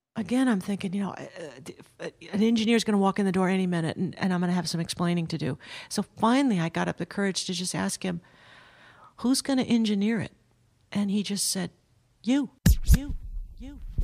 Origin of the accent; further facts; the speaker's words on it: Southern California, United States; I grew up in Southern California.